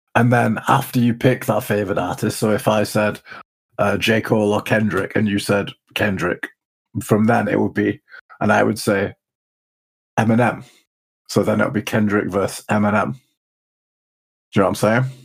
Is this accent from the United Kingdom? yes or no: yes; Leeds, Yorkshire and the Humber, United Kingdom; We're from Leeds